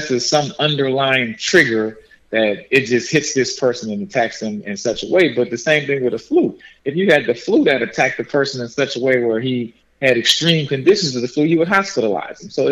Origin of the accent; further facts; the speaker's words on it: New Orleans, Louisiana, United States; moved away; I'm from New Orleans